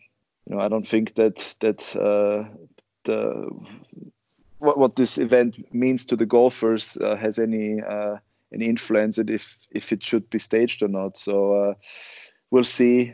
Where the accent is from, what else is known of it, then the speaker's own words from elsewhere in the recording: Oberwart, Burgenland, Austria; English is a second language; Oberwald is my hometown where I grew up